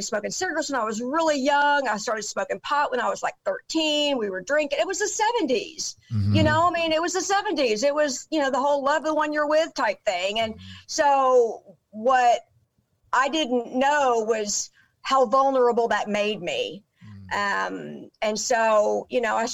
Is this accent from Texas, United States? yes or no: yes; Dallas, Texas, United States; I grew up in Dallas.